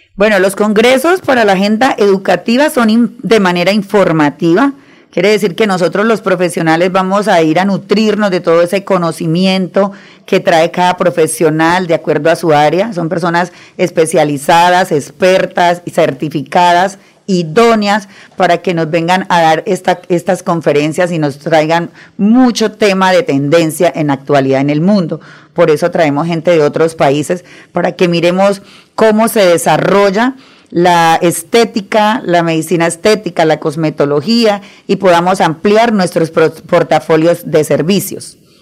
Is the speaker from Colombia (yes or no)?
yes; Arauca, Colombia; also born or lived in Santander; yo soy llanera, llanera de Arauca, orgullosamente llanera por mi madre